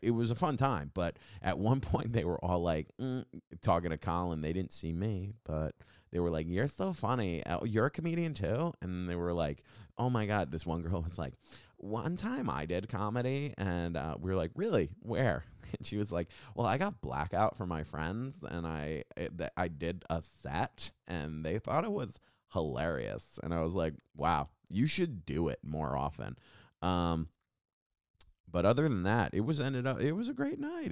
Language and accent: English; Long Island, New York, United States; now in New York City, United States; I'm from Long Island, and when people are like, "You're from New York?" and I'm like, "I'm from Long Island." Uh, that's where I grew up. I live here now.